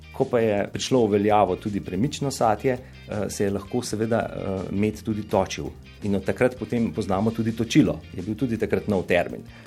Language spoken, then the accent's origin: Slovenian; Slovenia; smo Slovenci